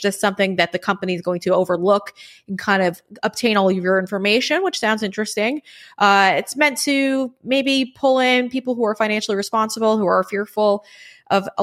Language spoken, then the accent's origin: English; New York, United States; I'm a New Yorker